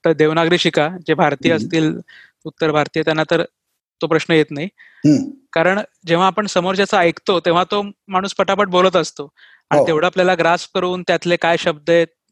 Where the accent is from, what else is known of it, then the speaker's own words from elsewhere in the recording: Dombivli, Maharashtra, India; first language Marathi; moved away as an adult; now in Pune, India; मी जन्मलो वाढलो डोंबिवलीत जे मुंबईचं उपनगर आहे